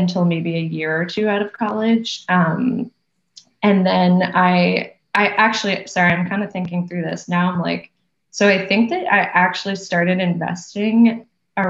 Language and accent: English; Wellesley, Massachusetts, United States; moved away as an adult; now in New York City, United States; I'm from Wellesley also. I grew up, I've actually always lived in that town. So my parents still live there in the same house that I was born in.